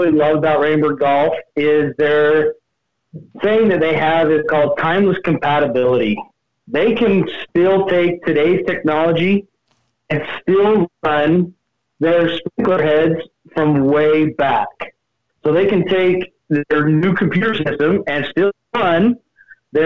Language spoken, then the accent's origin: English; Utah, United States; moved away as an adult; also born or lived in Las Vegas, Nevada; Born and raised in Utah, where I went to Fremont High and met my wife, and then we moved down to Vegas